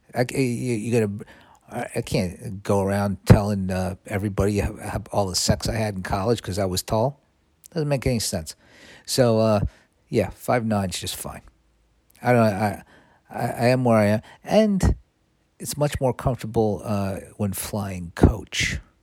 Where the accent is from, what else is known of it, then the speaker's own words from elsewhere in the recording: United States; being a kid growing up in America